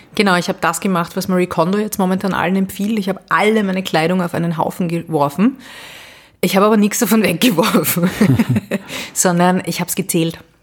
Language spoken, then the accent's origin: German; Vienna, Austria; Ich bin ähm, Wienerin sehr leidenschaftlich